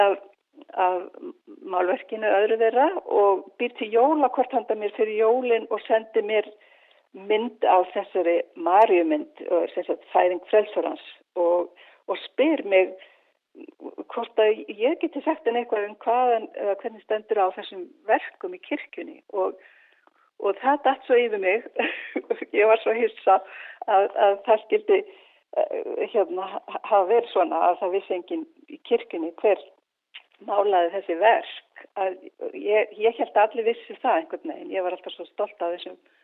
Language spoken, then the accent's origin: Icelandic; Akureyri, Northeastern Region, Iceland; ég var frá Akureyri